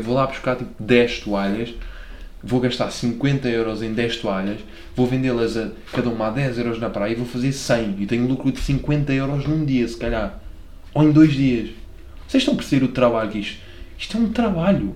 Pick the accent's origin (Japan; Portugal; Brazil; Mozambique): Portugal; Lisbon; accent: Lisboeta; also born or lived in Belgium; vais gozar com a minha pronúncia porque sou um, um Lisboeta que come sílabas em tudo o que é palavra